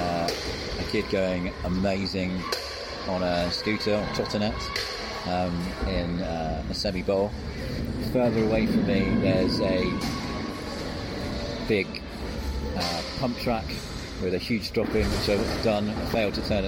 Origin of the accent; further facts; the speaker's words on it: North Devon, South West England, United Kingdom; I'm from North Devon